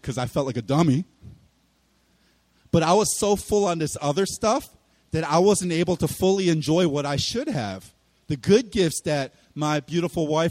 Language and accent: English; Philadelphia, Pennsylvania, United States; I'm from Philly